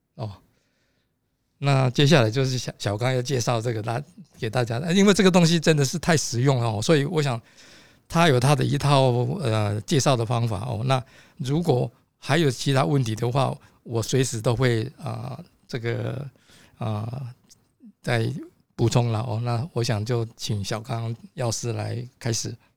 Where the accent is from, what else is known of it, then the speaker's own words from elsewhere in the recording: Taiwan; 我是来自台湾哦，我们的这个团体叫做，啊，台湾 Patient Safety Culture Club